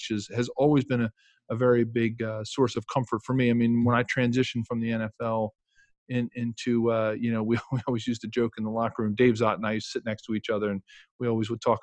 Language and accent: English; Philadelphia, Pennsylvania, United States; my dad grew up in Philadelphia, and I was born in South Philadelphia